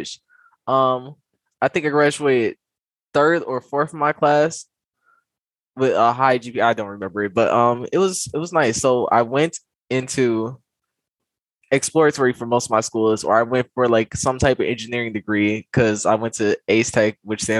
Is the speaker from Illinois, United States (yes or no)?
yes; Chicago, Illinois, United States; I am from Chicago, born and raised Southside